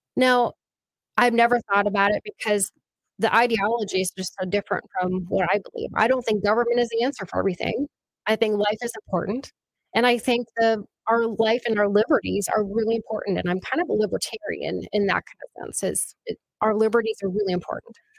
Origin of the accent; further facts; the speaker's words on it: near Bagley, Minnesota, United States; moved away as an adult; I grew up actually eh, near Bagley